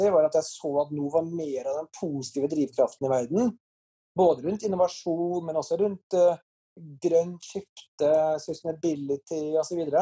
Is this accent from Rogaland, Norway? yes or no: no; Trondheim, Trøndelag, Norway; men for meg så var det jo slik at jeg vokste opp i Trondheim rett siden av NTH, NTNU.